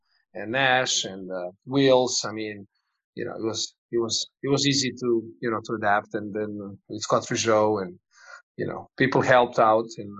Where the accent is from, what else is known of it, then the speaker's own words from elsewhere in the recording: Montenegro; also born or lived in Croatia / Hawaii, United States / Denver, United States / Belgium; now in Bilbao, Spain; I was born in Yugoslavia and moved to Montenegro when I was 5 years old, 6 years old